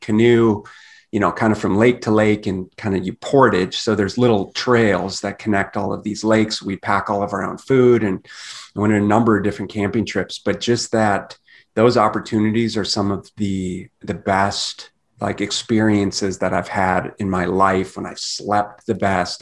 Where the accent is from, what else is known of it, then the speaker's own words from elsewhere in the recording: Minneapolis, Minnesota, United States; also born or lived in southern Canada; now in Phoenix, United States; I grew up in Minneapolis, Minnesota